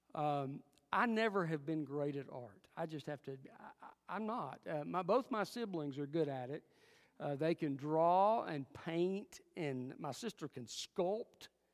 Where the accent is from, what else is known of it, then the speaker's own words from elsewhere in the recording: Alcoa, Tennessee, United States; also born or lived in Jefferson City, Tennessee; I was raised most of my growing up years in Alcoa, Tennessee.